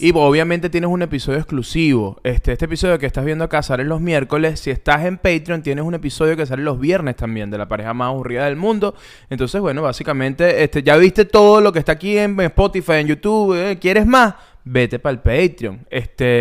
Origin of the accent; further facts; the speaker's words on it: Ocumare del Tuy, Miranda, Venezuela; Yo soy Okumare del Tuy